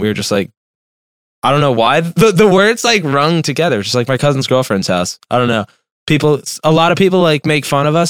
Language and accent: English; Lehigh Valley, Pennsylvania, United States; also born or lived in Philadelphia / North Carolina; I'm from the Lehigh Valley, which is about an hour outside of Philly